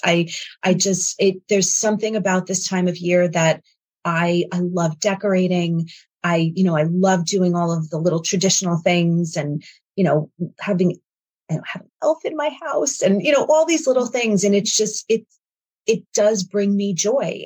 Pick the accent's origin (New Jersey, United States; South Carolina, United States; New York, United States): New York, United States; moved away; also born or lived in Connecticut; I'm from New York